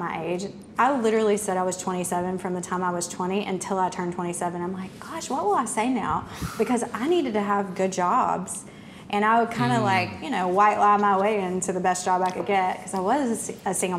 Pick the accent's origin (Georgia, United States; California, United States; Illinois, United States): Georgia, United States; Savannah; moved away as an adult; now in Birmingham, United States; I was born and raised in Savannah, Georgia.